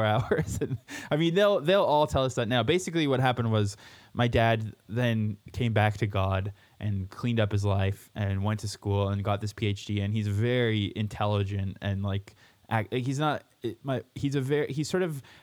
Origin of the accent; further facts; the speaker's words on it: Abbotsford, British Columbia, Canada; moved away as an adult; also born or lived in Winnipeg, Manitoba / Scotland; now in Alberta, Canada; when I was in high school in Abbotsford outside of Vancouver, where I guess I say I grew up in Vancouver, but it was really... about an hour east of there in a really shitty place called Abbotsford